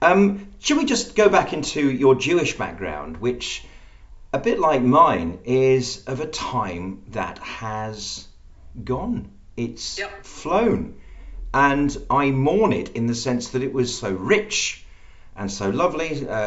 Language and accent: English; Birmingham, West Midlands, United Kingdom; My grandfather was born in Birmingham. I am, to all intents and purposes, a fourth generation Brummie. Whereas on the mother's side, I am, you know, a second generation Englishman, because they came from Vienna.